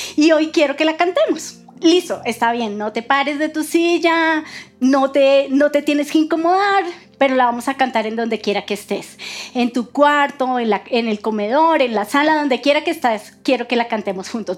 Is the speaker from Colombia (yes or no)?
yes; Colombia; así somos nosotros los colombianos